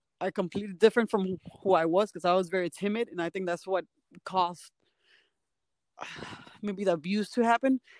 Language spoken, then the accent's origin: English; Miami, Florida, United States; moved away as an adult; I'm from Miami, and after I left Miami, which has been like almost 4 years